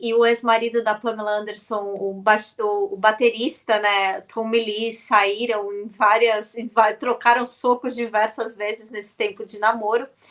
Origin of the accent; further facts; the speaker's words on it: Brazil; nós, como brasileiros